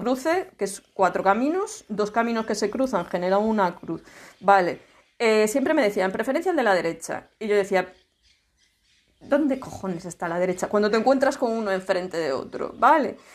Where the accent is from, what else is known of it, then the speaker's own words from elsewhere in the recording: Laza, Galicia, Spain; yo soy de mi pueblo, soy de Laza.